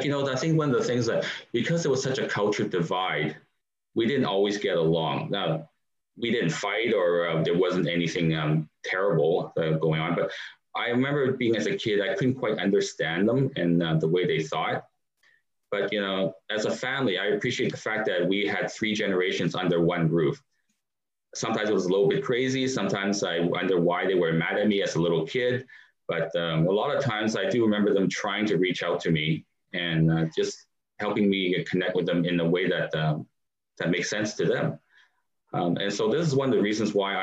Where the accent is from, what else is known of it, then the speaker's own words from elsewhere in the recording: Canada; being a Canadian, and I grew up here in Canada